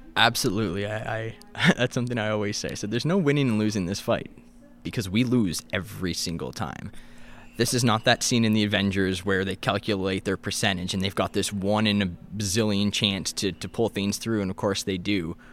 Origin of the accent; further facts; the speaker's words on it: Kingston, Ontario, Canada; moved away as an adult; also born or lived in Gananoque / Ottawa; now in Thunder Bay, Canada; I grew up in the Kingston area.